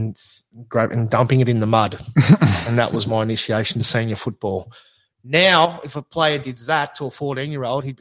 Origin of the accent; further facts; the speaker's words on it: Croydon, Victoria, Australia; also born or lived in South Africa / Box Hill, Victoria; we moved from Box Hill to, and we moved out to Croydon. That was my club growing up